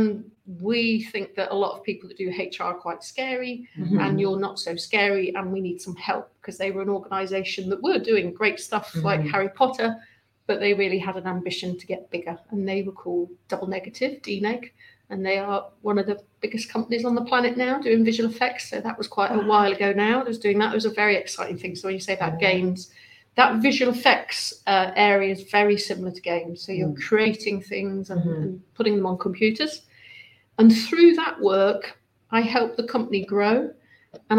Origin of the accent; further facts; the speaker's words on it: Lincolnshire, East Midlands, United Kingdom; moved away as an adult; also born or lived in Preston; I grew up in Lincolnshire, and so my only reference points were farms and school